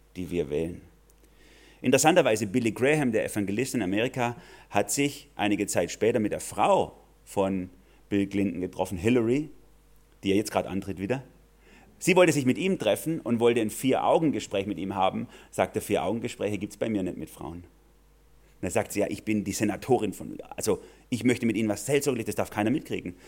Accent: Germany; Wir als Deutsche

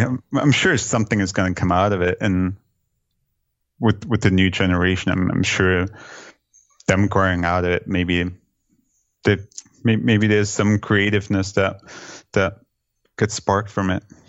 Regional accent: Germany; now in New York City, United States; growing up in Germany

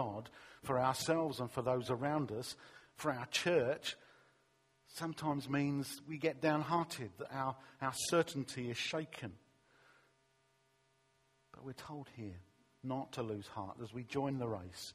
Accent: London, United Kingdom; when I was a teenager growing up in East London

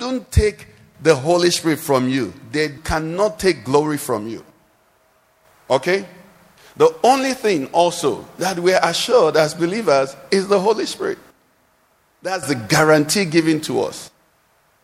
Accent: Nigeria; I'm a Nigerian

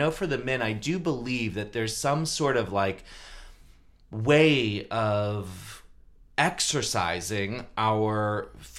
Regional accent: Maryland, United States; now in San Francisco, United States; I grew up in Maryland

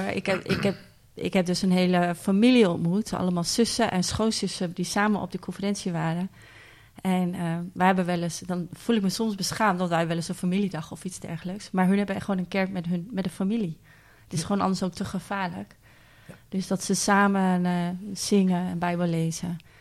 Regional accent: Netherlands; wij als Nederlanders

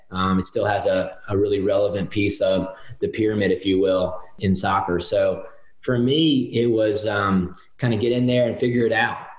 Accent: Winston-Salem, North Carolina, United States; I grew up in Winston-Salem, North Carolina

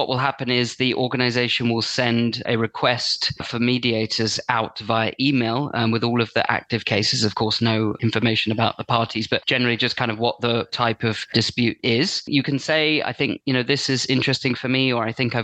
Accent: London, United Kingdom; now in Brighton and Hove, United Kingdom; I'm from London originally, but I actually live here now.

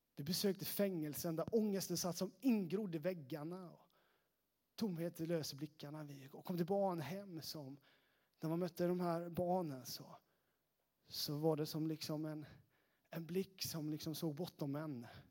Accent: Sävsjö, Jönköping County, Sweden; accent: Småland; moved away as an adult; now in Västerås, Sweden; Jag är från Sävsjötrakten

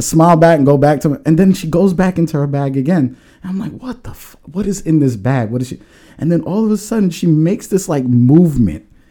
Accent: New York, United States; also born or lived in Long Island; now in New Jersey, United States; I'm from New York

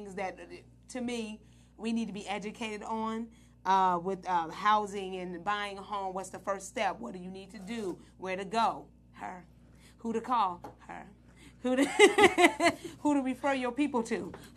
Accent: Midwest, United States; I'm from the Midwest

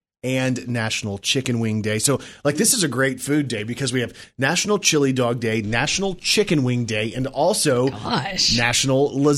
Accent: Texas, United States; I'm from Texas

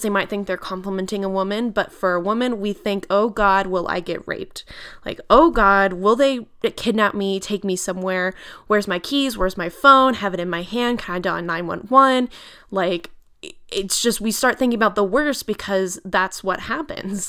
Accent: United States; we are their employers as American citizens

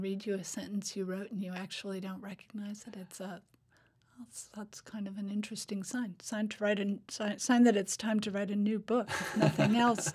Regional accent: Fairbanks, Alaska, United States; moved away as an adult; now in Hamilton, New York, United States; I grew up in Fairbanks, which, y, you know, is the farthest north city in America

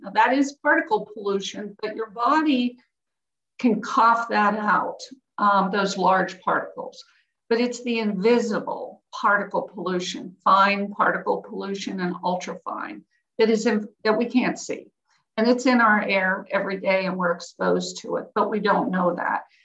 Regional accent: Pittsburgh, Pennsylvania, United States; I grew up in Pittsburgh in the 60s and 70s

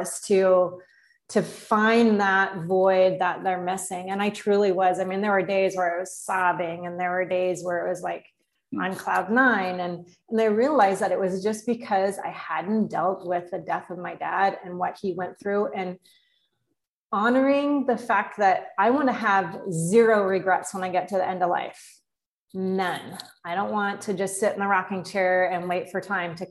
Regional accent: North Idaho, United States; moved away; also born or lived in Florida; I was born in Florida, so, and raised in North Idaho

